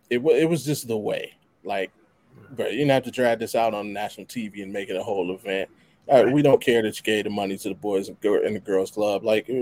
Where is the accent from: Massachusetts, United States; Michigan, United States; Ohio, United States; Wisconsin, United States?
Ohio, United States; Cleveland; where you from? Cleveland.